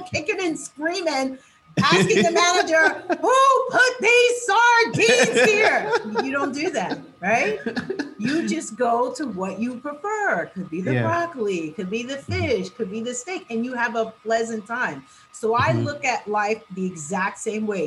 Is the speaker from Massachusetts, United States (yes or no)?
no; New York City, New York, United States; So we started here in my hometown in New York City in Times Square. And then because I'm such a New Yorker